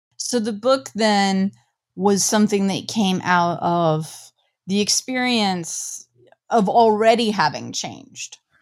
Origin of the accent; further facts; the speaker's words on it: Midwest, United States; I grew up in the Midwest on a farm